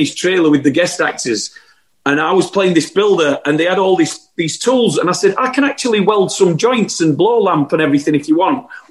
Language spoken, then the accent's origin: English; Sheffield, Yorkshire and the Humber, United Kingdom; moved away as an adult; now in London, United Kingdom; I found an acting group in Sheffield in my hometown